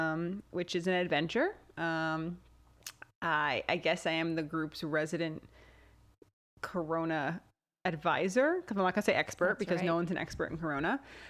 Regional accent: New Jersey, United States; accent: Jersey; You can hear my Jersey accent.

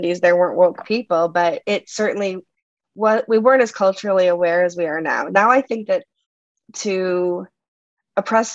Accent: Massachusetts, United States; I grew up in Massachusetts when I was a kid

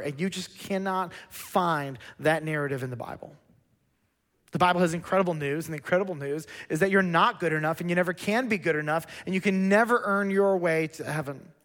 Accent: Lansing, Michigan, United States; moved away; I was born in Lansing, Michigan

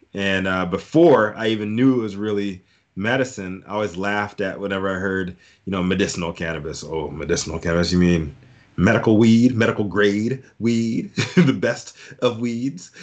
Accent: Fluvanna County, near Charlottesville, Virginia, United States; also born or lived in Fort Belvoir, Virginia / Germany; back to Virginia, Fluvanna County, Virginia, right outside of, uh, Charlottesville, uh, Virginia

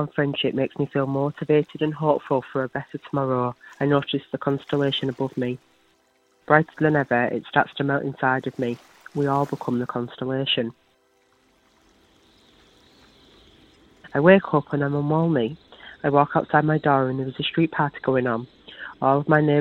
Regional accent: Barrow-in-Furness, North West England, United Kingdom; It is the first time I've been able to walk through my hometown feeling safe and loved

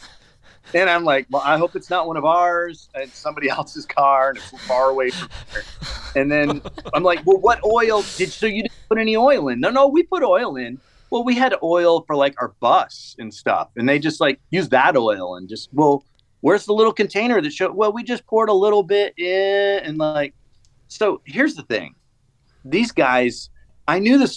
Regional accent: the South, United States; also born or lived in Honduras; now in Sarasota, United States; I'm from the South

